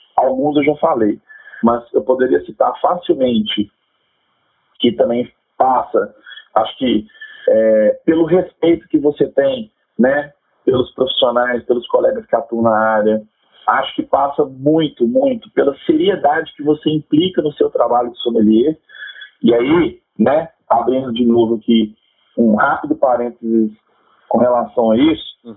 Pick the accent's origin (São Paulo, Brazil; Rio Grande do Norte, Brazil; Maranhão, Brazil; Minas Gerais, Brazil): Minas Gerais, Brazil; aqui como mineiros